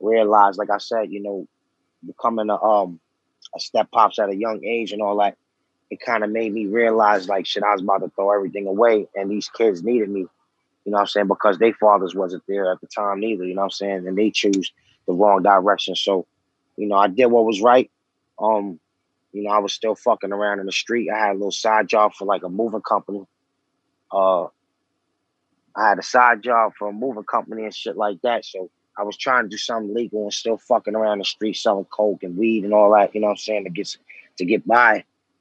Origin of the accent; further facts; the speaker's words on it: New York City, New York, United States; also born or lived in Lower East Side, New York; I'm from Far Rockaway. I was born out there. You know what I'm saying? Growing up in Rockaway was pretty tough